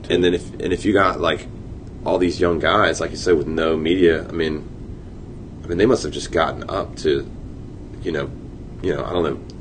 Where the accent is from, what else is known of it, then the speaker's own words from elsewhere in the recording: Chesapeake, Virginia, United States; I grew up in Chesapeake